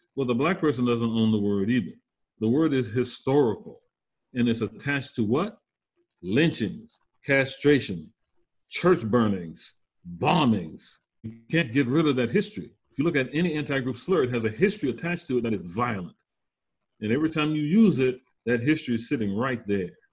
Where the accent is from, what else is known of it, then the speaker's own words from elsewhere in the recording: Louisiana Bayou, United States; moved away as an adult; now in North Carolina, United States; I'm originally from the Louisiana Bayou